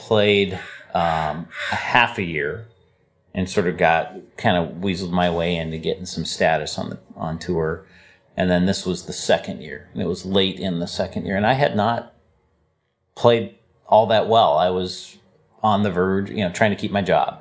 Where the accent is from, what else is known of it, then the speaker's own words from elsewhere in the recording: Seattle, Washington, United States; I grew up here